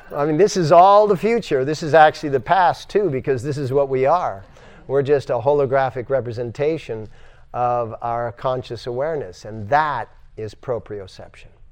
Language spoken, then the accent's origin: English; United States; I'm an American, so to speak, according to branding